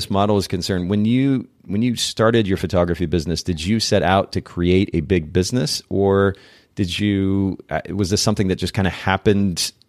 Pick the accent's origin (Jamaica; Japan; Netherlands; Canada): Japan; So I grew up in Japan.